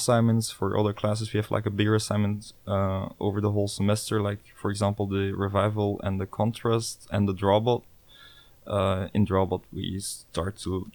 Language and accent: English; Brussels, Brussels-Capital Region, Belgium; moved away as an adult; also born or lived in Ghent, Belgium; now in The Hague, Netherlands; I'm 23 years old and I'm from Brussels, Belgium